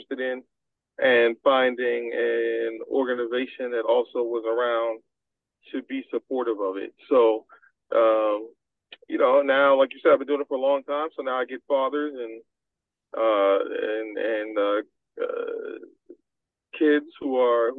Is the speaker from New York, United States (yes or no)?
yes; New York City, New York, United States; moved away as an adult; also born or lived in New Haven; I grew up in New York City